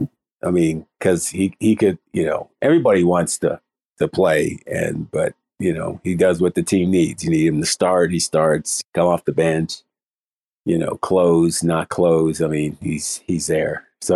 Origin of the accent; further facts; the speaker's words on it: Boston, Massachusetts, United States; born there; Yeah, I was born in Boston. So I was born in Boston right when they started their run of championships.